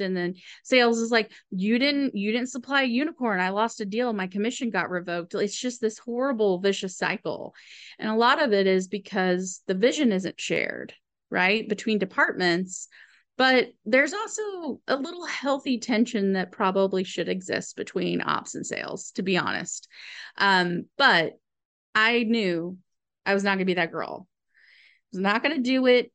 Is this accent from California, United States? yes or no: no; Austin, Texas, United States; we grew up in Austin in a farmhouse